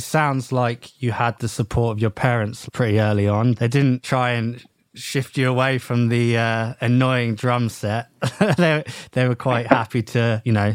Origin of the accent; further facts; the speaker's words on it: England, United Kingdom; we're English